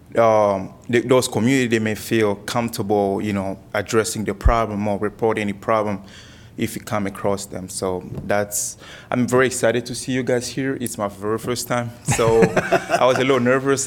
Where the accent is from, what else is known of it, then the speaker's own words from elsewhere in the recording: Kinshasa, DR Congo; also born or lived in Coralville, Iowa; now in Cedar Rapids, United States; I'm from Kinshasa part. I speak French and Lingala